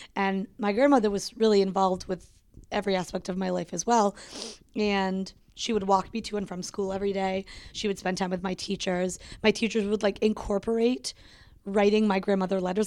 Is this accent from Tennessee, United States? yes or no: no; Connecticut, United States; also born or lived in Rochester, New York / England / Pennsylvania; we moved to Connecticut when I was almost three